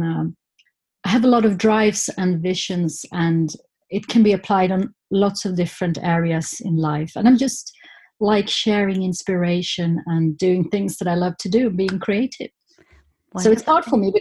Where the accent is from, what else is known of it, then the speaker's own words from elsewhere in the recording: Stockholm, Stockholm County, Sweden; I grew up in Stockholm, okay. Just outside of Stockholm, on the countryside.